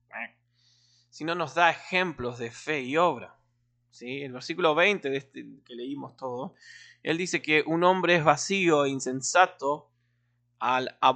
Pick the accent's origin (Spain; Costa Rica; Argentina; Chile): Argentina; Eh, como buen argentino tomando mate